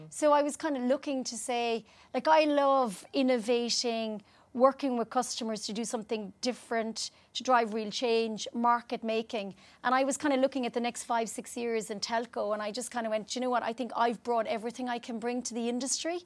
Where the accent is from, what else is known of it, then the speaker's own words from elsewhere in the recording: Ireland; moved away as an adult; also born or lived in United Kingdom; I'm Irish